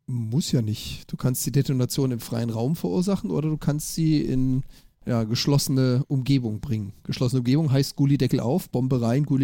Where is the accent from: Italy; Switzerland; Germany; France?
Germany; Freiburg, Baden-Württemberg; born there; also born or lived in Offenburg / Wiesbaden / Hannover; now in Hamburg, Germany; ich bin ja schon durch ganz Deutschland gereist, gebürtig aus Freiburg, gelebt überall auf der Welt, zwischen Offenburg, Wiesbaden, Hannover, alles mal so ein bisschen mitgemacht, aber so wie hier in Hamburg